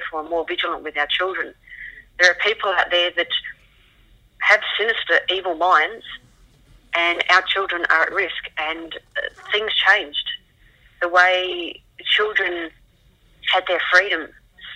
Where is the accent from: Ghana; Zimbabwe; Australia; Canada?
Australia; Adelaide, South Australia; moved away; right up until the day we moved from Adelaide in 1986